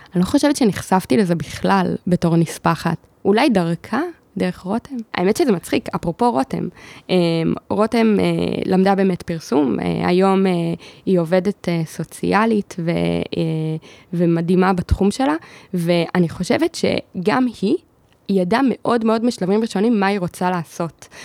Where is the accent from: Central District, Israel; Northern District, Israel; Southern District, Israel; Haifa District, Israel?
Central District, Israel; Ra'anana; גדלתי ברעננה